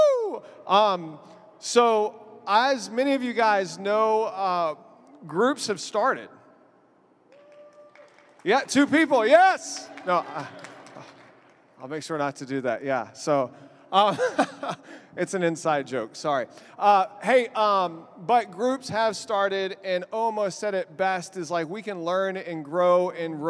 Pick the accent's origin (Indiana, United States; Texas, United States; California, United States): Texas, United States; now in Albany, United States; I'm from Texas